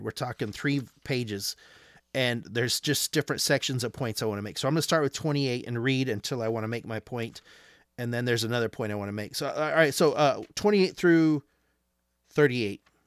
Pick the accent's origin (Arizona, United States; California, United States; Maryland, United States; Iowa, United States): Arizona, United States; I'm from Arizona.